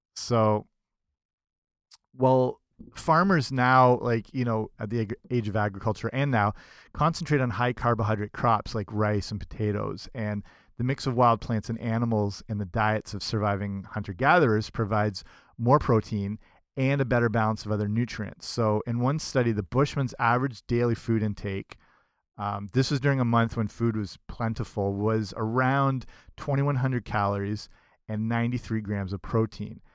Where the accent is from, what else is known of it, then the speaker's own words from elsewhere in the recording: Canada; I'm Canadian